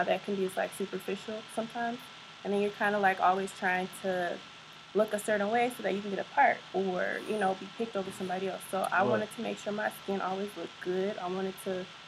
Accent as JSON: {"language": "English", "town": "Carol Stream", "region": "Illinois", "country": "United States", "tie": "born or raised there", "said": "I'm from Carroll Stream."}